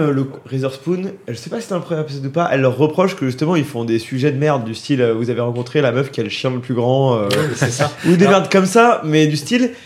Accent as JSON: {"language": "French", "country": "France", "said": "en tant que Français"}